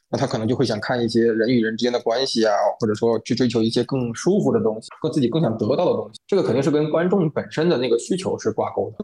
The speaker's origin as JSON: {"language": "Chinese", "region": "Guangdong", "country": "China", "tie": "born or raised there", "said": "我是在广东地区长大的，啊，那么然后因为我们这边当时是能够，能够看到一些香港的电视台"}